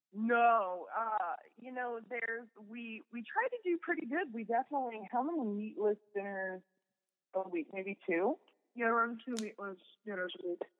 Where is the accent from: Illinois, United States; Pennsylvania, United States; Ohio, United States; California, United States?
Ohio, United States; Kettering; now in Groton, United States; I grew up in Kettering